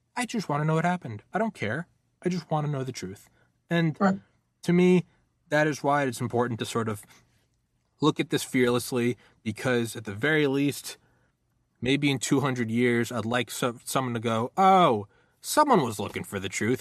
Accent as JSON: {"language": "English", "region": "New England", "country": "United States", "also_born_or_lived": "Georgia", "moved": "yes", "said": "I lived in Georgia, I'm from New England"}